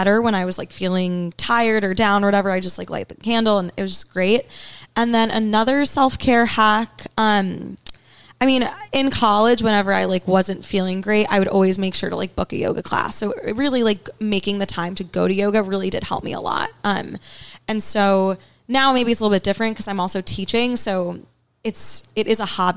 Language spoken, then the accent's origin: English; New York City, New York, United States; also born or lived in Riverdale, Bronx; I grew up on the Upper East Side. And then when I was in high school, my family moved to Riverdale, which is in the Bronx